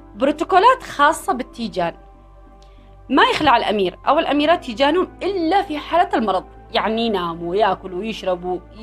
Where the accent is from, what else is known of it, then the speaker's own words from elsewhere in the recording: Yemen; احنا عندنا في اليمن